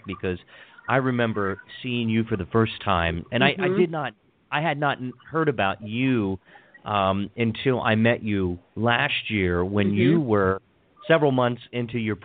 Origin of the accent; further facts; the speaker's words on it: Hagerstown, Maryland, United States; accent: Maryland; my hometown of Hagerstown